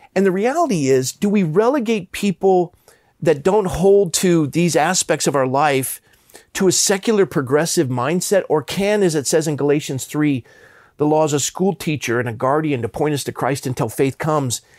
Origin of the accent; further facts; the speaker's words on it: Coronado, California, United States; I grew up in Coronado, California, which is a Navy town